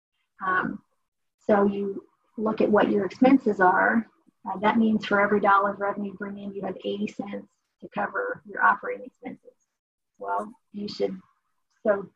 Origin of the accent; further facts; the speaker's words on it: Dayton, Ohio, United States; moved away; I'm from Dayton, Ohio.